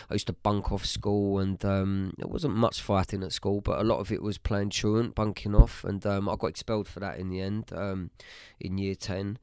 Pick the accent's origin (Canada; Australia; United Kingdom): United Kingdom; Bishop's Stortford, East of England; also born or lived in Harlow / Stansted Mountfitchet; I was born in Harlow, uh, lived in Harlow, um, till I was about seven. um, moved to Stansted Mount Fidget, which is just outside of Bishop's Stortford